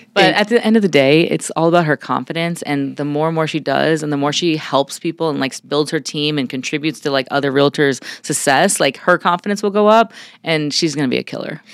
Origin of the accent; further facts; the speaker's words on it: New York City, New York, United States; moved away as an adult; also born or lived in San Diego; now in Arizona, United States; I grew up in Brooklyn, New York, and I uh, came out to Arizona